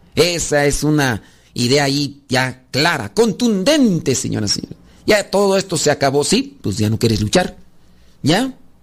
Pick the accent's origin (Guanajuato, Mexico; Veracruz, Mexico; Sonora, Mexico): Guanajuato, Mexico; yo soy de Guanajuato